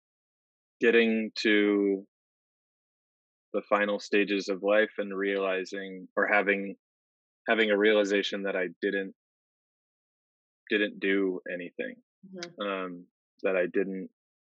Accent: Arizona, United States; I'm originally from Arizona

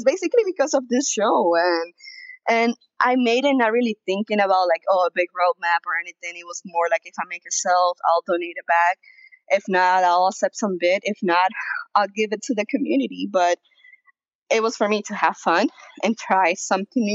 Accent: South Florida, United States; also born or lived in Venezuela; now in Denver, United States; I was raised in South Florida, now I live in Denver

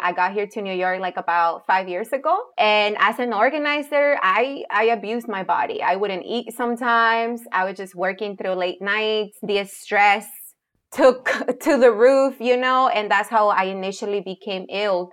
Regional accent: Jalisco, Mexico; moved away; I'm a tapatía. I grew up in Jalisco

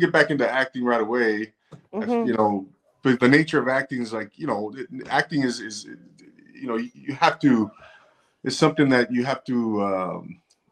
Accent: Rancho Cucamonga, California, United States; also born or lived in 805 area code, California (Central Coast); now in 805 area, California, United States; I'm originally from Rancho Cucamonga, California. Inland Empire, Navy vet, and now I'm here in the 805

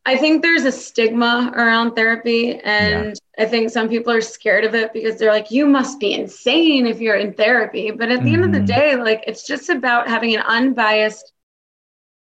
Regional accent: New York City, New York, United States; moved away as an adult; also born or lived in Florida; now in Miami, United States; I'm actually originally from New York City

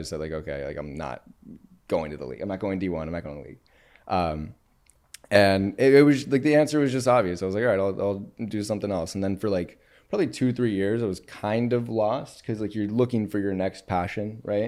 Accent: Cincinnati, Ohio, United States; I'm from Cincinnati.

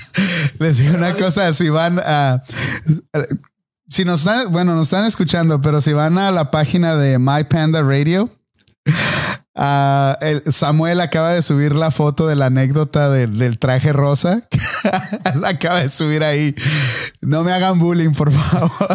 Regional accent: Tijuana, Baja California, Mexico; cuando estaba creciendo ahí en Tijuana, ah, pues yo crecí en un, barrio pobre

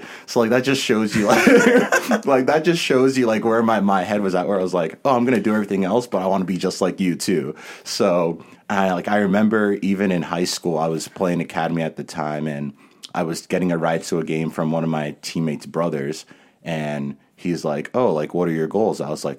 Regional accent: Connecticut, United States; moved away as an adult; also born or lived in New York / Boston; now in Berkeley, United States; They were born and raised in Cameroon. Came to the U.S. in the 90s to New York, where my brother and I were both born. Then I moved to Connecticut when I was 4, grew up there.

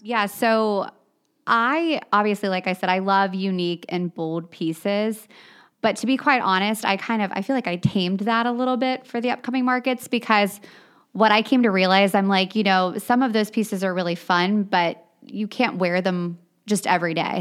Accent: New Richmond, Ohio, United States; I grew up on the East Side. I actually grew up in New Richmond

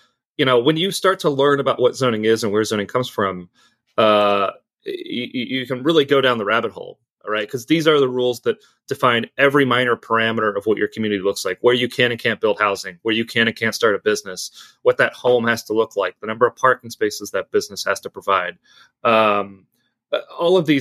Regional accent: Lexington, Kentucky, United States; now in Los Angeles, United States; So I'm born and raised in Lexington, Kentucky.

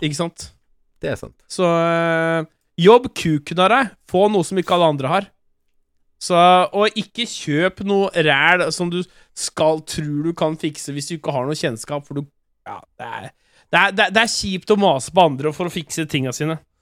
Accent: Norway; jeg er jo norsk

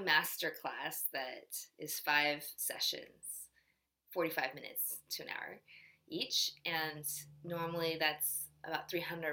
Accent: United States; In Korea, I'm Korean 100% with like a teeny bit of Japanese, but they know I'm American

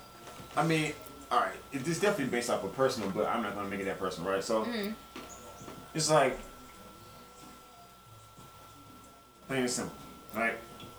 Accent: the South, United States; We're from the South, too, so I definitely get that part.

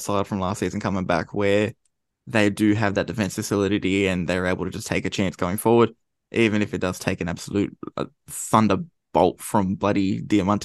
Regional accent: Australia; we're from Australia.

